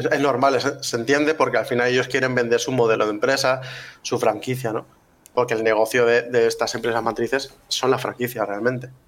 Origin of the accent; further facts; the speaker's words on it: Valencia, Valencian Community, Spain; nosotros somos de Valencia